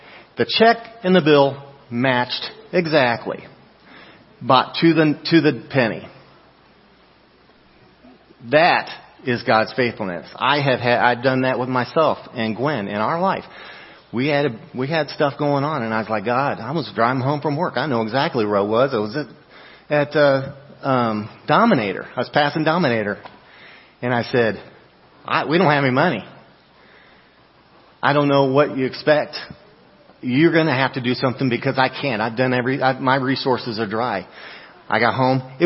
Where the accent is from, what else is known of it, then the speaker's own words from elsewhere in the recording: Tennessee, United States; my home state, Tennessee